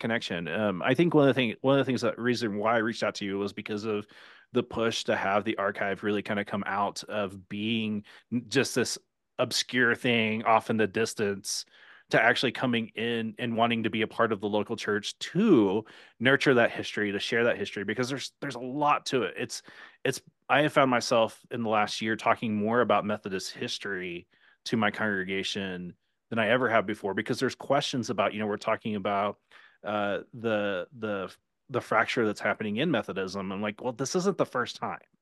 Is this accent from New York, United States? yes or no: no; Oklahoma, United States; I'm from Oklahoma